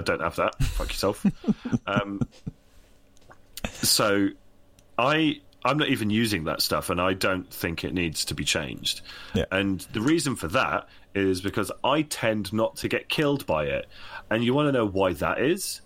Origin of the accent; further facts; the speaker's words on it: United Kingdom; I'm British.